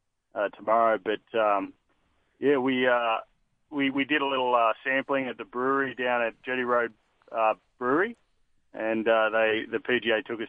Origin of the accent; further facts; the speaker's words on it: Newcastle, New South Wales, Australia; moved away as an adult; also born or lived in United States; I grew up in Newcastle, so I would always call that home